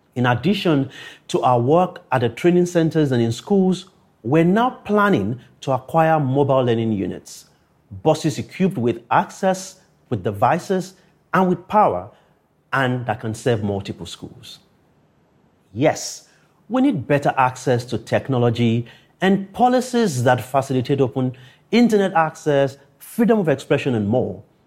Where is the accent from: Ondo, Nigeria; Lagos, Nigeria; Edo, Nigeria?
Ondo, Nigeria; Akure; born or raised there